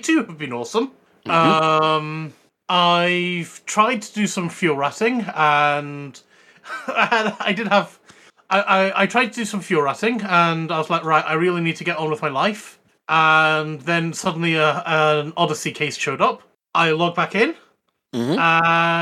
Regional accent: United Kingdom; we're British

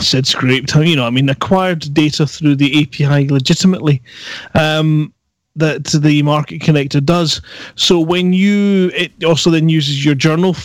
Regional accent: Scotland, United Kingdom; accent: Scottish; my Scottish accent

